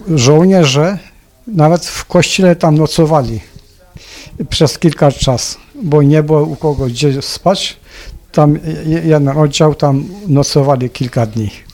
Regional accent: Adampol, Istanbul, Turkey; born or raised there; first language Polish

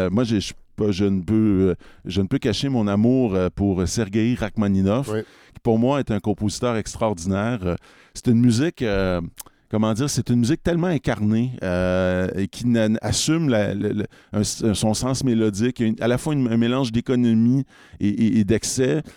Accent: Quebec, Canada; en tant que Québécois

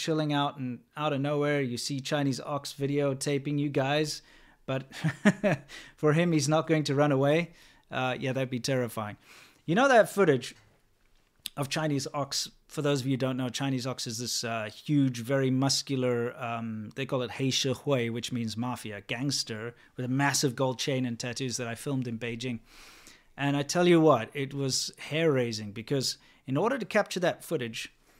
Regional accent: South Africa; I grew up in South Africa, kind of on the farms and that sort of thing.

